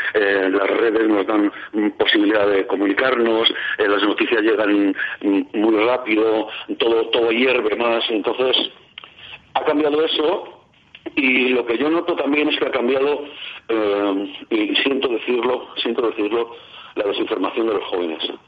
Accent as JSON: {"language": "Spanish", "town": "Madrid", "region": "Community of Madrid", "country": "Spain", "tie": "born or raised there", "said": "yo nací en el año 50 y a los barrios periféricos de Madrid, donde yo nací, que fue en el barrio de Ventas"}